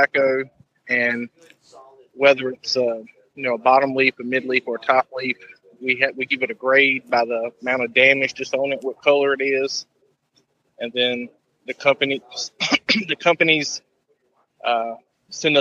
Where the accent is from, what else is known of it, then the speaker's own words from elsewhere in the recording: Louisburg, North Carolina, United States; I'm actually located in Lewisburg, North Carolina. Born and raised here